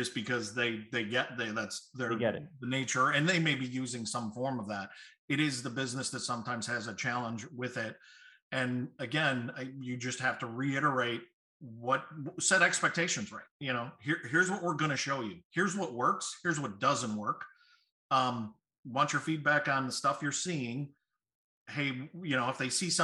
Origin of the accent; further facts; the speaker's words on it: Chicago, Illinois, United States; I'm from Chicago